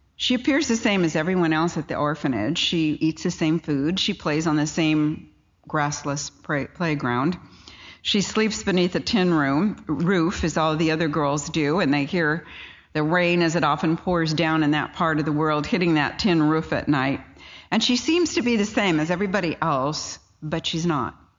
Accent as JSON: {"language": "English", "region": "California", "country": "United States", "said": "I come from California"}